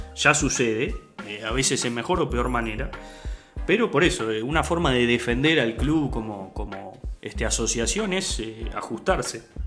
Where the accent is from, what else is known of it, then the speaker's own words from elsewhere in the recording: Uruguay; como uruguayos